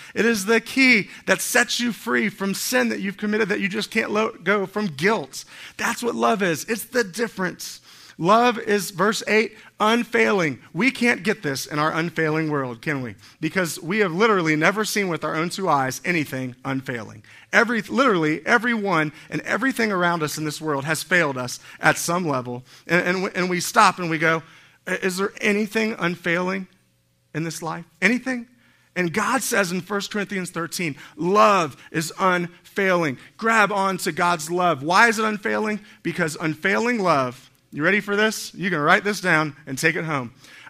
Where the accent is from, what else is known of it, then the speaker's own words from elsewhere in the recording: Miami, Florida, United States; Which is funny because I'm from Miami. I thought I would have had a Spanish accent or something.